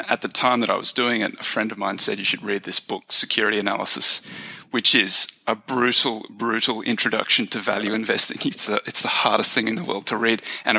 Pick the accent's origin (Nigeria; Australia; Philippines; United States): Australia; I grew up in Australia. That's the accent. I grew up in a little country town in the outback Australia. Went to the big city to study my undergrad